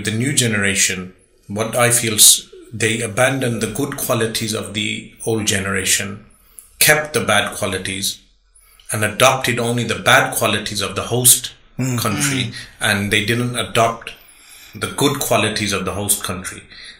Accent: Birmingham, West Midlands, United Kingdom; Yes, born and raised in Birmingham.

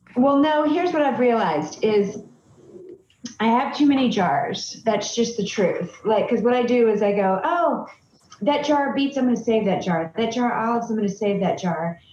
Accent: Boiling Springs, South Carolina, United States; now in Michigan, United States; when I was growing up in South Carolina, I was tan and blonde

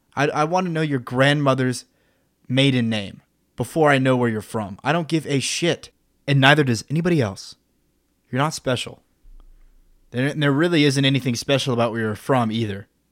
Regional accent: Midland, Texas, United States; moved away; I'm from Midland, which is like, what, one hundred twenty-five thousand people

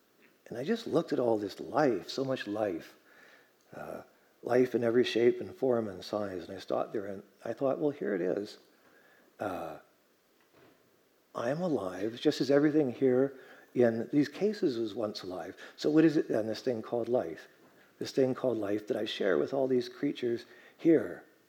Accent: Vancouver, British Columbia, Canada; also born or lived in Germany; Yeah, you know, I was born in Germany over at the base over there, and then more or less moved to Vancouver at the end.

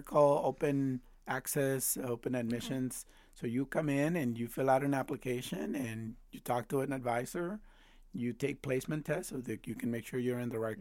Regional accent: Chicago, Illinois, United States; also born or lived in Mexico; I went through Chicago public schools

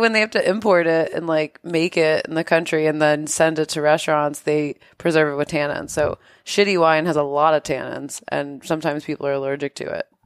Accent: New York, United States; moved away; I'm from New York

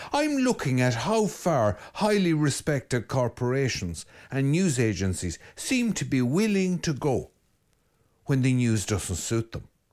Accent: Ireland; I'm Irish

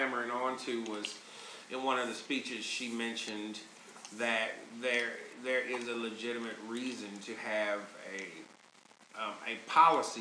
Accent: Chicago, Illinois, United States; I'm from Chicago

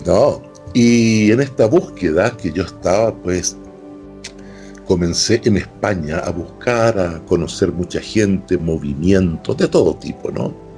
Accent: Chile; moved away; terminé 15 años sin volver a Chile

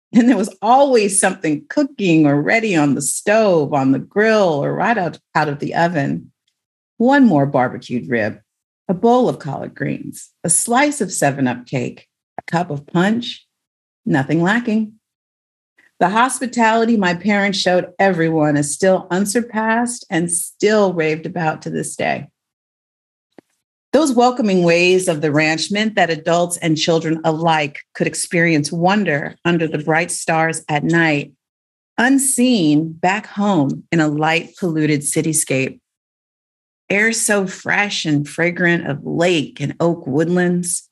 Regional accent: Oakland, California, United States; Growing up in the Bay Area meant being exposed to the cutting edge of early computer technology

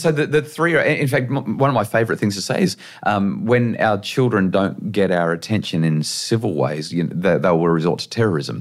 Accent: Central Coast, New South Wales, Australia; also born or lived in Brisbane; I grew up in New South Wales on the Central Coast

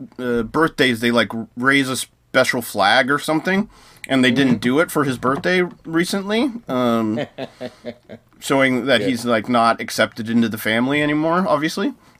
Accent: United States; as an American

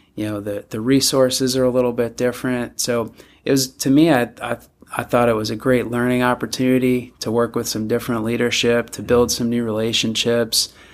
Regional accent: north shore of Long Island, New York, United States; moved away as an adult; also born or lived in Villanova, Pennsylvania / Philadelphia, Pennsylvania; now in Eugene, Oregon, United States; grew up there

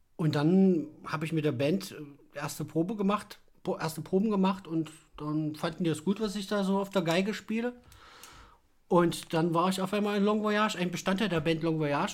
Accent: Naumburg, Saxony-Anhalt, Germany; moved away as an adult; now in Leipzig, Germany; Ich komme oder kam aus Sachsen-Anhalt, aus Naumburg, bin 2010 hierher gezogen

